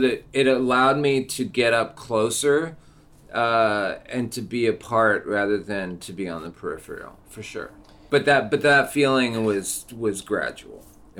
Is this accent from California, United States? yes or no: no; Seattle, Washington, United States; born and raised in Seattle, grew up in Rainier Valley, went to all the alternative schools